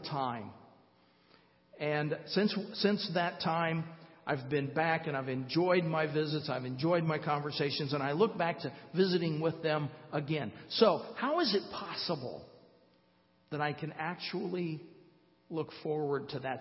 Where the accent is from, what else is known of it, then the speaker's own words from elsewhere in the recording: Fort Wayne, Indiana, United States; moved away; Donna and I live in Fort Wayne. We moved back to my hometown just over six years ago